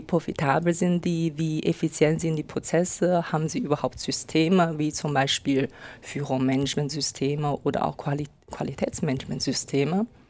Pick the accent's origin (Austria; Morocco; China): China; moved away as an adult; now in Germany; ich komme aus China und äh, lebe seit acht Jahren ungefähr in Deutschland